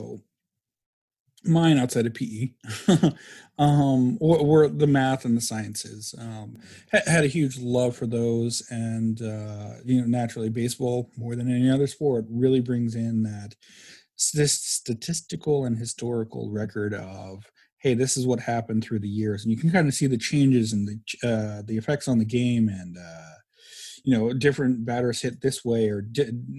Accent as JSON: {"language": "English", "region": "Minnesota", "country": "United States", "tie": "born or raised there", "also_born_or_lived": "Montgomery", "moved": "yes", "said": "being born in Minnesota and have plenty of family in Minnesota"}